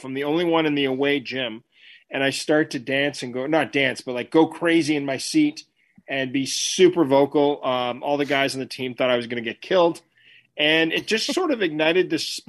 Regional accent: Ottawa, Ontario, Canada; I grew up in Ottawa. I'm from Canada

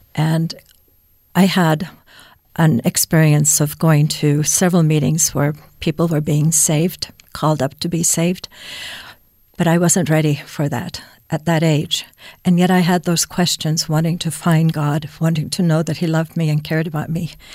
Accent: Finland; moved away; I was born in Finland, and so we had religious education f, right away at f, in first grade

